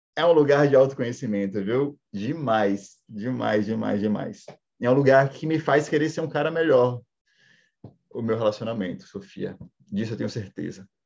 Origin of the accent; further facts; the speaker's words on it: Salvador, Bahia, Brazil; eu sou da periferia de Salvador, é, porém, uma criação muito machista